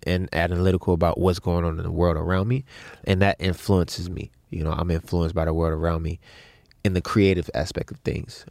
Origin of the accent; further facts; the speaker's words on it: Baltimore, Maryland, United States; growing up in Baltimore to being in the music business